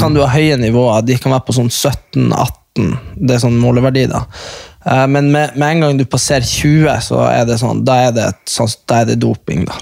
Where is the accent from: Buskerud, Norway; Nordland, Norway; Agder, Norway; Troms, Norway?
Nordland, Norway; Hamarøy; moved away; de som er fra Hamarøy, der vi er fra